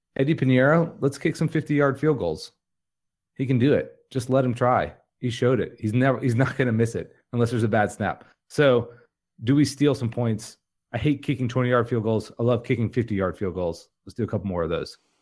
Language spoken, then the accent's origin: English; Jacksonville, Florida, United States; I grew up in Jacksonville, Florida